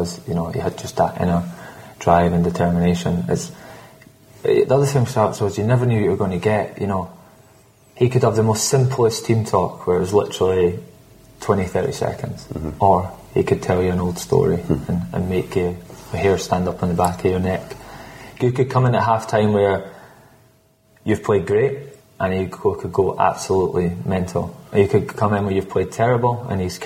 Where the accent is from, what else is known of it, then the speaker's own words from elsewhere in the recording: Scotland, United Kingdom; I'm Scottish.